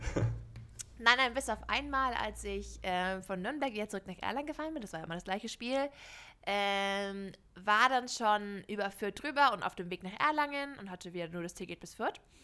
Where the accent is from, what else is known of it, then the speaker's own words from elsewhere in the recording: Shanghai, China; moved away; ich bin in Shanghai aufgewachsen